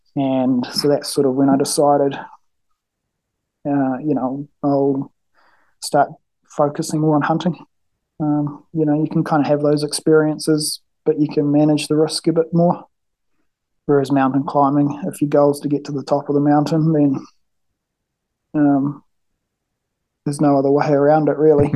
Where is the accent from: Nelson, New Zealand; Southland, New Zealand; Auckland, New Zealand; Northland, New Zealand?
Nelson, New Zealand; I live, um, it's about 30 minutes south of Nelson, top of the South Island in New Zealand. Uh, I grew up here, was born here, grew up here